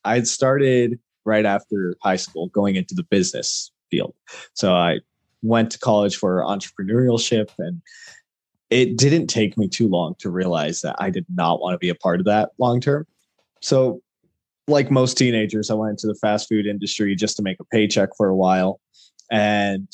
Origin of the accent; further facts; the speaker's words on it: El Paso, Texas, United States; also born or lived in Albuquerque, New Mexico; born and raised in Texas, did as much as I could to get into the animal field here at El Paso through the El Paso Zoo.